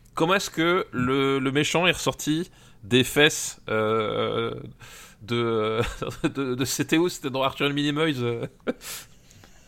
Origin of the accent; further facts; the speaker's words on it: Alsace, Grand Est, France; je viens d'Alsace